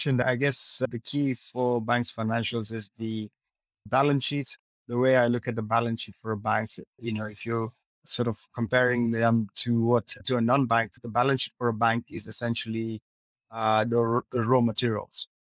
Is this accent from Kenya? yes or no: yes; Kenya; moved away; I'm originally from Kenya, but currently living in the diaspora.